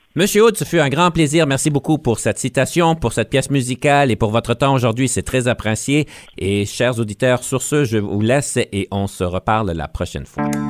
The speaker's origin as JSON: {"language": "French", "region": "Ontario", "country": "Canada", "said": "on est franco-ontarien, donc on comprend l'anglais"}